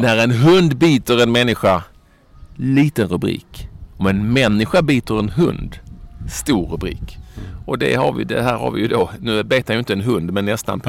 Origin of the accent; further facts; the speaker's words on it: Sweden; vi har blivit hemma i Sverige